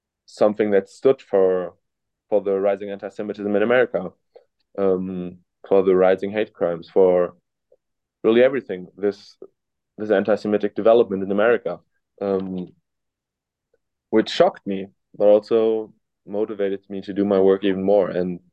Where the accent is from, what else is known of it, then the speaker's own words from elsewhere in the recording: Cologne, North Rhine-Westphalia, Germany; English is a second language; moved away as an adult; now in Illinois, United States; I'm from Germany